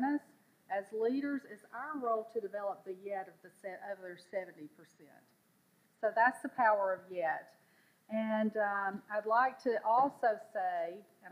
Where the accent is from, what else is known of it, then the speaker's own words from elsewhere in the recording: the South, United States; I'm from the South